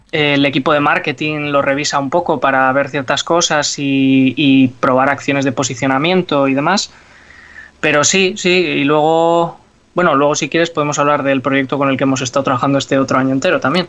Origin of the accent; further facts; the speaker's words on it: Bilbao, Basque Country, Spain; nosotros que somos de Bilbao